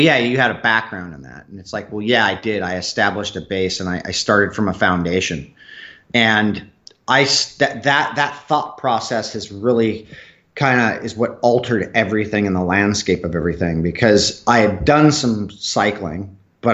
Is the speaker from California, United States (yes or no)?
yes; Southern California, United States; I grew up in Southern California.